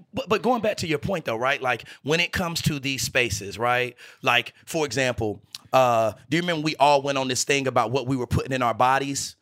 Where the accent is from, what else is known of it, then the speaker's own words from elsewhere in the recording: Greensboro, North Carolina, United States; moved away; Broccoli City was the name that I gave my hometown. I'm from Greensboro, North